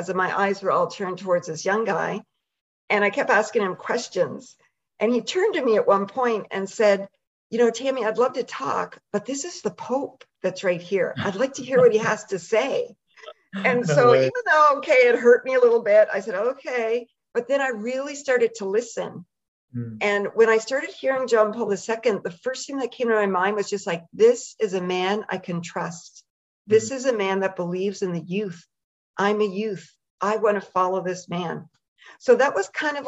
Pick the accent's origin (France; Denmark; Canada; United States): Canada; the Maritimes; I'm Canadian and from out in the Maritimes